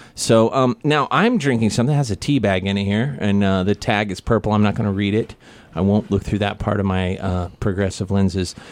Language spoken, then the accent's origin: English; Kansas City, United States; I'm from Kansas City